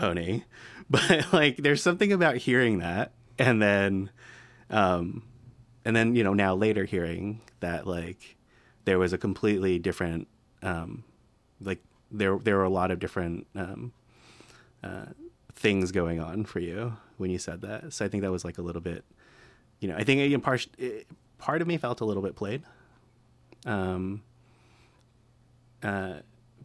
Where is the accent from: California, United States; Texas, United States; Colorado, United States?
Colorado, United States; I'm from Colorado